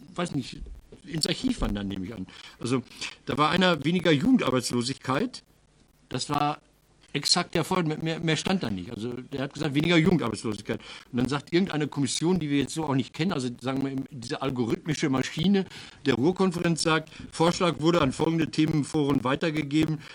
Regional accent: Marl, North Rhine-Westphalia, Germany; aus meiner Heimatstadt Marl

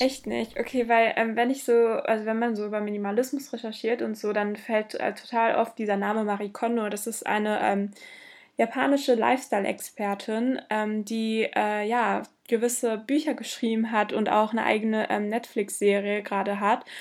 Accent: Bottrop, North Rhine-Westphalia, Germany; ich komme aus Bottrop, meine Familie zumindest

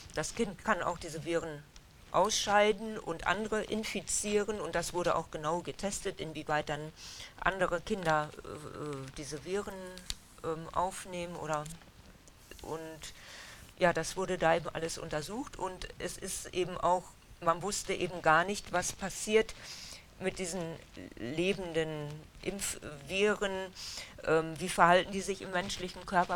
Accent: Dülmen, North Rhine-Westphalia, Germany; also born or lived in Essen; die meiste Zeit in Dülmen aufgewachsen

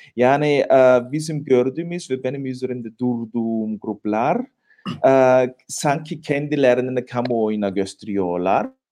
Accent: Tyrol, Austria; ben de Tiroluyum.

